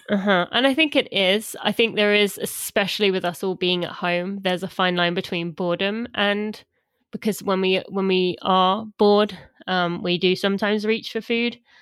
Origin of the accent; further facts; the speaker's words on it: about twenty miles from London, England, United Kingdom; moved away as an adult; now in United States; London is twenty miles from where my parents live where I was from